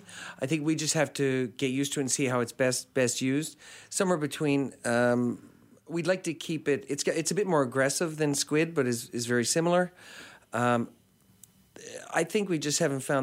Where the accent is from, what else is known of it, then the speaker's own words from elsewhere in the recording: St. John's, Newfoundland and Labrador, Canada; I grew up in St. John's